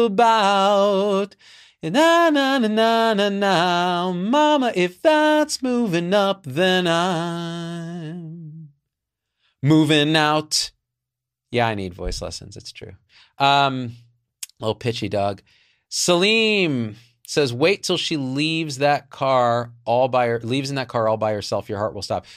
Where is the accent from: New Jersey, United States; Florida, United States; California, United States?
New Jersey, United States; I'm from New Jersey, too. Like, that shit, it's like in the blood